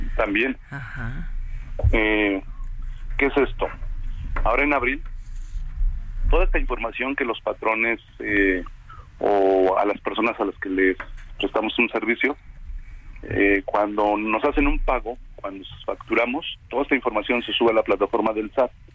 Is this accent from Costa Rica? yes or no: no; Mexico; nosotros como mexicanos